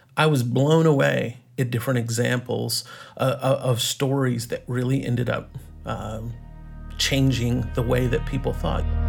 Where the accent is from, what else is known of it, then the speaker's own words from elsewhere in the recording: East Texas, United States; moved away as an adult; also born or lived in Colorado / New York; now in Los Angeles, United States; I grew up in, uh, East Texas